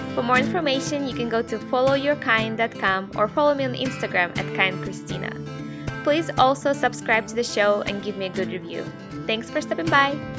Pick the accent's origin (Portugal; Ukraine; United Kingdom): Ukraine; moved away; I grew up in Ukraine